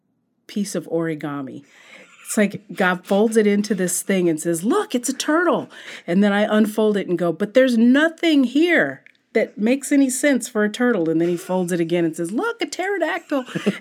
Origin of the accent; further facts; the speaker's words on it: Sacramento, California, United States; No, I grew up in Northern California.